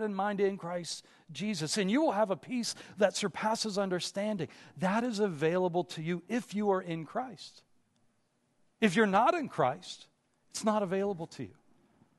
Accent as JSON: {"language": "English", "town": "Pittsburgh", "region": "Pennsylvania", "country": "United States", "tie": "born or raised there", "said": "Growing up in Pittsburgh"}